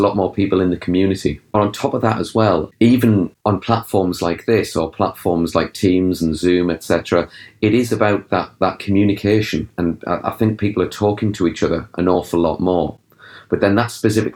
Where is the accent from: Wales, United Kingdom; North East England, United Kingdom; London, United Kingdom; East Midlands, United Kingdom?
North East England, United Kingdom; Durham; I'm an author from Durham